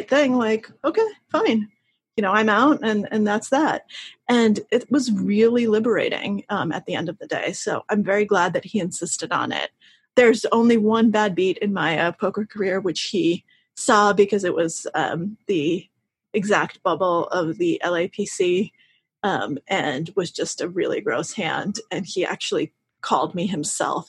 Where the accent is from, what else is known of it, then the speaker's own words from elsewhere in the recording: Russia; moved away; my family's Russian. I was born in Russia